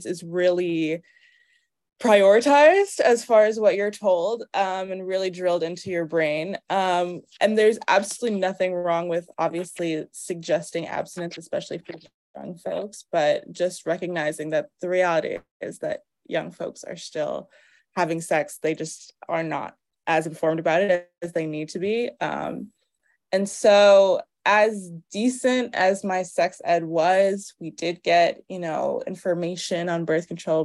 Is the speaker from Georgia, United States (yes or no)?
no; Cambridge, Massachusetts, United States; moved away as an adult; also born or lived in Harlem, New York; now in New York, United States; I'm from Massachusetts, from Cambridge, Boston area. It's actually where I'm staying right now with my parents for a little bit. What else? But I am New York based. I'm based in Harlem